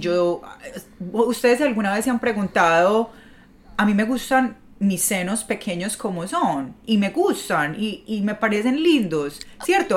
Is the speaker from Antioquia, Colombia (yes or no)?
yes; Medellín, Antioquia, Colombia; moved away as an adult; now in New York, United States; yo llevo viviendo siete años acá en Nueva York y desde que yo me mudé de, de Medellín